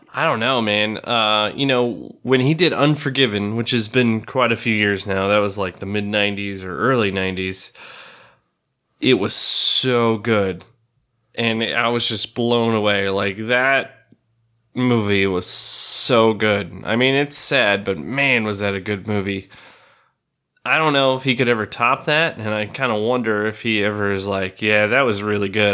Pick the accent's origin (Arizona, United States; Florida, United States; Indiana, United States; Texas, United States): Arizona, United States; the West; I grew up in the West and it's somewhat close to kinda where I grew up